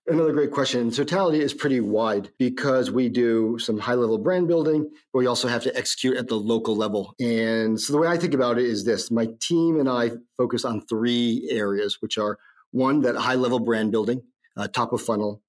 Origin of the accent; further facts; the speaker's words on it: Northeast, United States; moved away; also born or lived in New York; I grew up in the Northeast